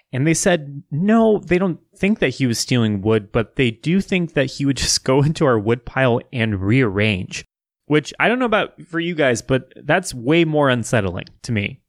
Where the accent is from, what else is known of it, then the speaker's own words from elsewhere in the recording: Wichita, Kansas, United States; growing up in Wichita, Kansas